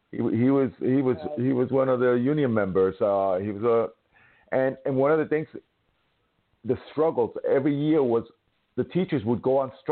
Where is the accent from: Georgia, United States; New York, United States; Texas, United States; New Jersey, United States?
New York, United States; New York City; born or raised there